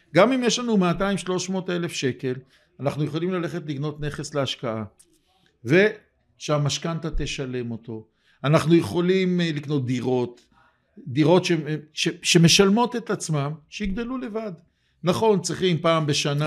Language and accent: Hebrew; Jerusalem, Jerusalem District, Israel; אני ירושלמי, בניתי בירושלים